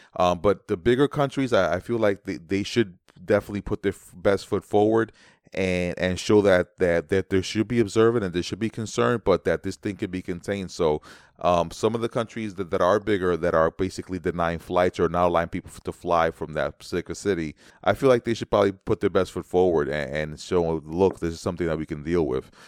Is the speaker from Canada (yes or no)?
no; New York City, New York, United States; as a New Yorker